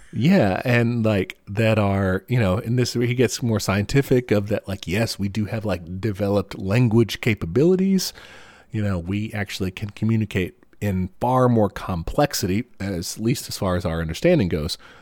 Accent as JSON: {"language": "English", "country": "United States", "said": "as an American"}